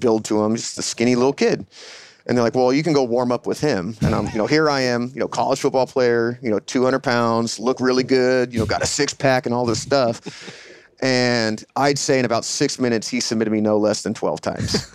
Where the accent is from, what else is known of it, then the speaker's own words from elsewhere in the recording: San Diego, California, United States; moved away as an adult; I'm actually a San Diego native, um, born and raised in San Diego